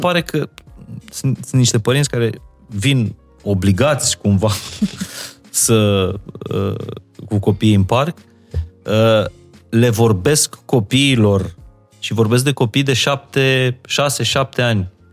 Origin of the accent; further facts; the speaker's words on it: Maramureș County, Romania; moved away; also born or lived in Apuseni Mountains; Eu m-am născut în Maramureș